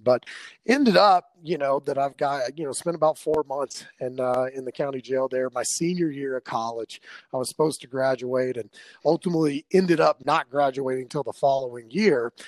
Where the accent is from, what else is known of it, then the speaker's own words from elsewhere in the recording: Arlington, Texas, United States; also born or lived in Dallas, Texas; now in Denver, United States; I was actually born in Dallas, raised in Arlington